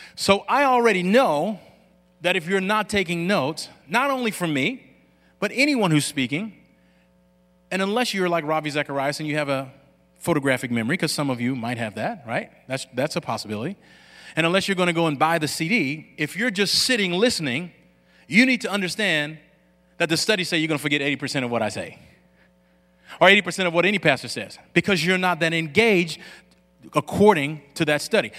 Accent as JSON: {"language": "English", "town": "Lafayette", "region": "Louisiana", "country": "United States", "tie": "born or raised there", "said": "I grew up in Lafayette, Louisiana"}